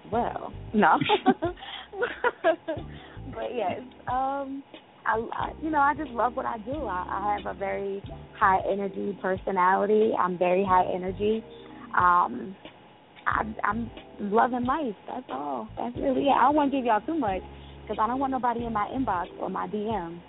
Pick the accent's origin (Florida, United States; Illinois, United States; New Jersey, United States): New Jersey, United States; Jersey City; I am from Jersey City, New Jersey